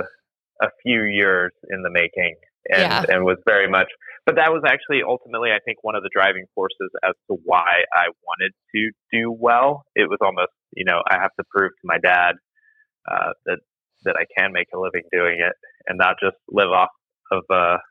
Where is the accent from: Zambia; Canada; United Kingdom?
United Kingdom; Nottingham, England; born there; also born or lived in Spain; I was born in England.